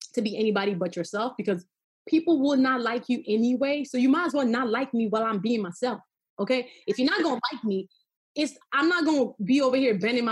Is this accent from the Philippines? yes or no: no; Nigeria; I am always a Nigerian girl